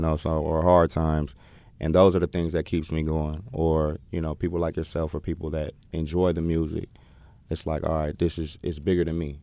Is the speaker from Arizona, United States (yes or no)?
no; Oakland, California, United States; moved away as an adult; now in North Carolina, United States; born and raised in Oakland.